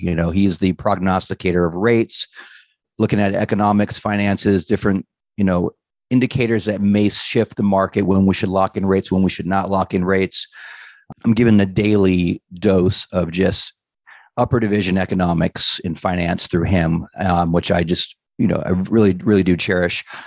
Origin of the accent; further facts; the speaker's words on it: Los Angeles, California, United States; moved away as an adult; now in San Diego, United States; I'm born and raised in Southern California. I grew up in Venice